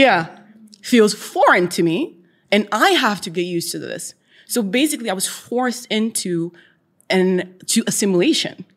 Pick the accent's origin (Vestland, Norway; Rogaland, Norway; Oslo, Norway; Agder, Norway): Oslo, Norway; was born and raised in Oslo and the east side of Oslo.